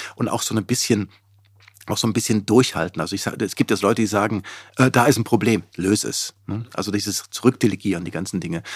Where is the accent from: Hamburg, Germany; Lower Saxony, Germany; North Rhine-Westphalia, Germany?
North Rhine-Westphalia, Germany; Cologne-Bonn area; moved away as an adult; also born or lived in Seattle, United States / Gütersloh, Germany; ich komme aus dem Kölnbronner Raum